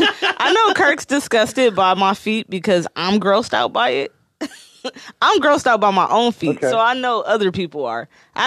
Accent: Detroit, Michigan, United States; Well, I'm from Detroit.

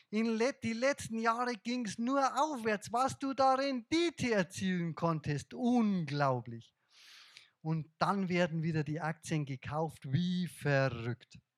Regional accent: Bavaria, Germany; accent: Bavarian; Jetzt kommt mein bayerischer Dialekt durch.

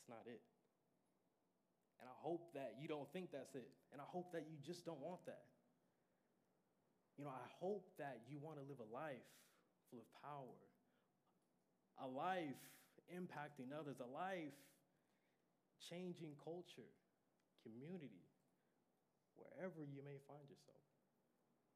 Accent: Sand Springs, Oklahoma, United States; I'm from Sand Springs.

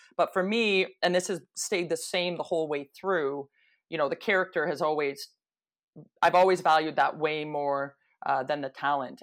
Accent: Toronto, Ontario, Canada; growing up in Toronto

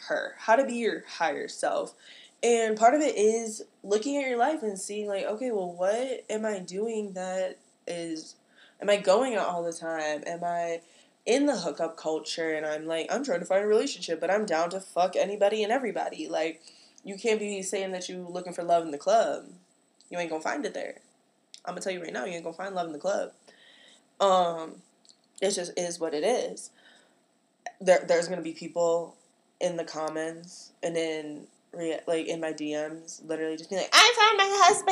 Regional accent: Chicagoland area, Illinois, United States; I come from the Chicagoland area. I'm the hometown that I'm from is real cornfield

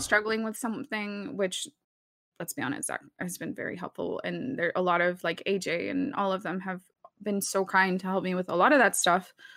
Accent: Dallas, Texas, United States; first language Spanish; English is a second language; we grew up in Texas

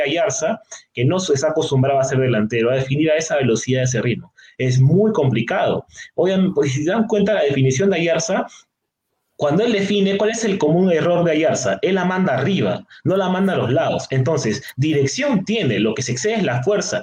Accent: Lima, Peru; como limeño que soy

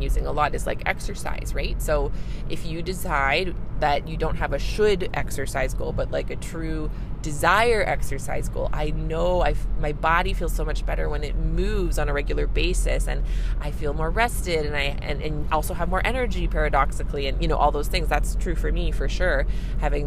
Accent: Canada; I'm a Canadian family physician

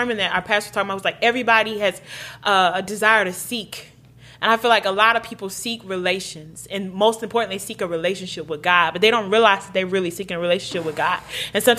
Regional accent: Nigeria; we're Nigerian, so we've been churched our whole life

